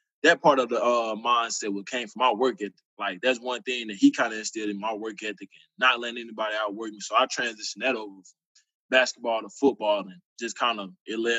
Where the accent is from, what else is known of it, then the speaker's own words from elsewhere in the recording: Abbeville, Mississippi, United States; Well, Mississippi raised kid, born and raised in Abbeville, Mississippi, a small town outside of Oxford. Went to go play high school ball out there in Lafayette County.